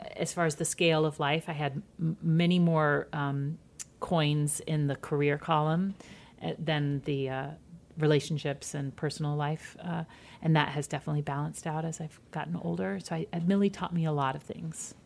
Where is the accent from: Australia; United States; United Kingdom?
United States; Midwest; I'm from the Midwest too